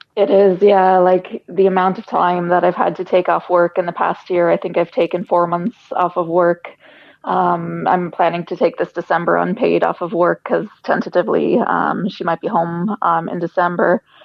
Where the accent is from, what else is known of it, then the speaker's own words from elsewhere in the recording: United States; moved away as an adult; now in Ireland; we're we're American. We were born in America, lived in Ireland eight years now